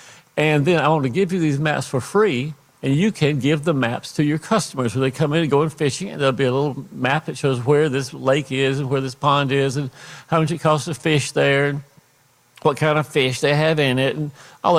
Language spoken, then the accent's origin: English; Fayette County, Georgia, United States; I am from Fayette County, that I grew up in Fayette County, not in Peachtree City, which at the time I grew up was nothing but cow pastures and cornfields